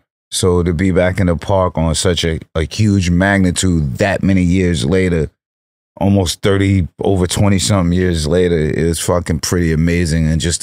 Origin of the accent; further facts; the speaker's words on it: New York, United States; So, you know, I'm from New York, but my lungs are from California.